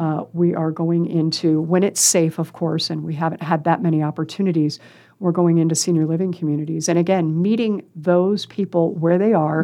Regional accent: Council Bluffs, Iowa, United States; also born or lived in Des Moines, Iowa / Lincoln, Nebraska; raised in council bluffs

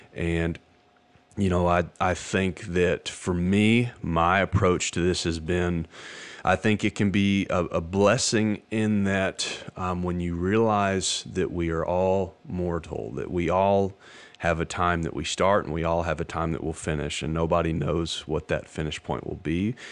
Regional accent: Hot Springs, Arkansas, United States; I'm from Hot Springs, Arkansas

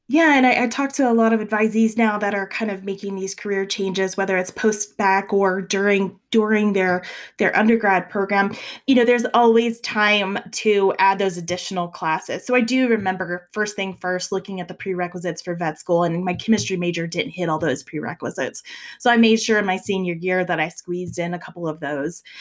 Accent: South Louisiana, United States; moved away as an adult; now in Colorado, United States; I'm from South Louisiana

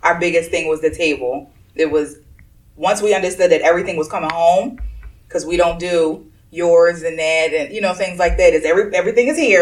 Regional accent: Philadelphia, Pennsylvania, United States; I'm from North Philly

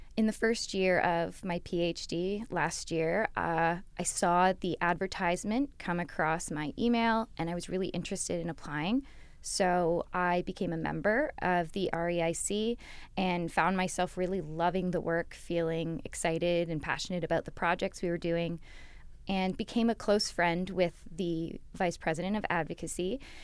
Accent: London, Ontario, Canada; I grew up here in London. I've basically grown up on Western campus, both my parents having gone here

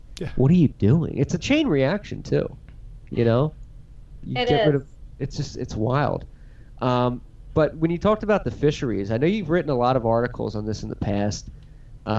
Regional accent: Philadelphia, Pennsylvania, United States; We're from Philadelphia

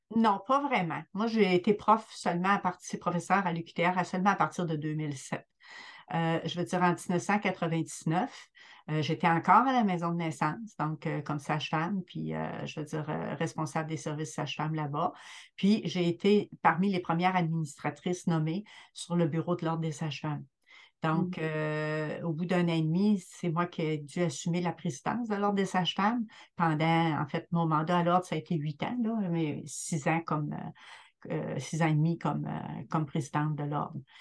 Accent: Rimouski, Quebec, Canada; je suis native là, de, du BIC, de Rimouski

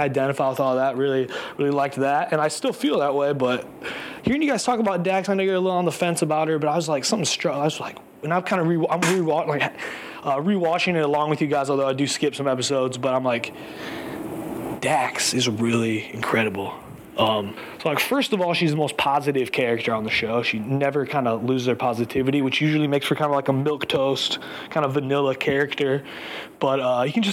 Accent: Chicago, Illinois, United States; now in New York, United States; I'm a Chicagoan, a happy Chicagoan, currently living in New York

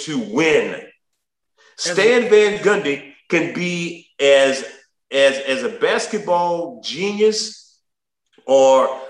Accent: New Orleans, Louisiana, United States; I'm from New Orleans. I'm from the 6th Ward, 9th Ward, and 7th Ward.

